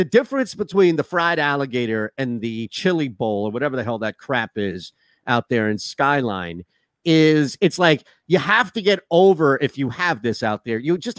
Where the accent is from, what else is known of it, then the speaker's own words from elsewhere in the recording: Rochester, New York, United States; We're from Rochester, the Rochester.